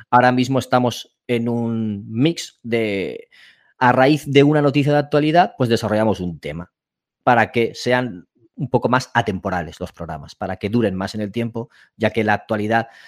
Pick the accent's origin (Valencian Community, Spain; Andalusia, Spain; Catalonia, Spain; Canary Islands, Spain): Valencian Community, Spain; Elche; now in Barcelona, Spain; Y el núcleo somos de Elche, aunque uno está viviendo en Barcelona.